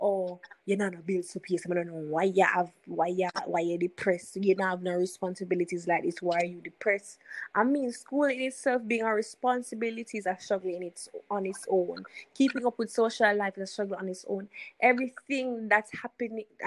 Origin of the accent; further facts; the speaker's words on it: Jamaica; we see as parents, as Jamaican parents